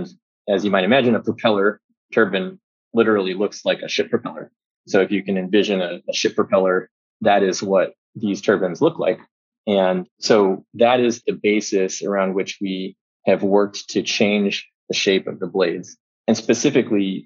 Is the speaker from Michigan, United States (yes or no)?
no; rural Texas, United States; I grew up in Texas, in rural Texas. I spent every spare moment I had playing in the creek.